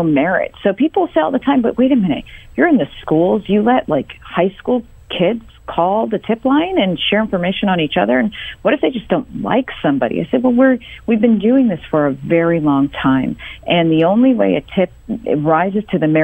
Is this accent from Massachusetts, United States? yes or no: yes; Boston, Massachusetts, United States; moved away as an adult; now in Houston, United States; born and raised in Boston, Massachusetts